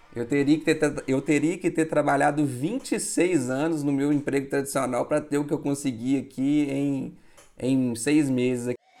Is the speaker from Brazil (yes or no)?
yes; Minas Gerais, Brazil; eu sou de Minas